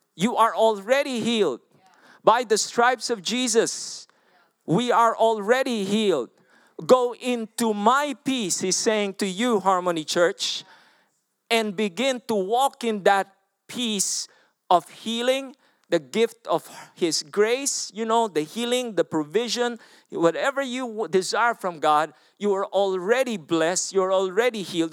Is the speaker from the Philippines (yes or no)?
yes; Philippines; I'm from the Philippines